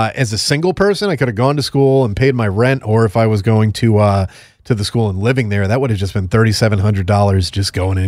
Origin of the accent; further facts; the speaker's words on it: Connecticut, United States; my home state of Connecticut